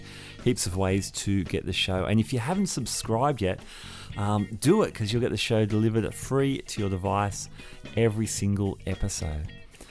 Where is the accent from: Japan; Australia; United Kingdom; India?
Australia; Sydney, New South Wales; hailing from my hometown of Sydney